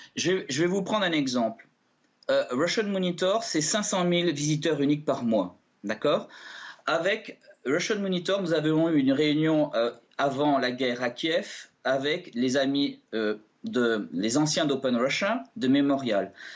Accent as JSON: {"language": "French", "country": "France", "said": "Je suis français j'ai des vieilles origines russes"}